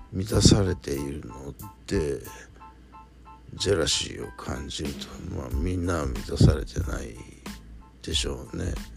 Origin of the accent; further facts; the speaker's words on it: Shizuoka, Japan; 僕の地元のこの静岡市に来てくれるアーティスト